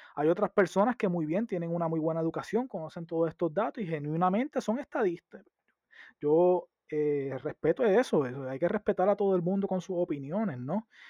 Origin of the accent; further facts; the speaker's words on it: San Sebastián, Puerto Rico; yo soy del oeste y de la montaña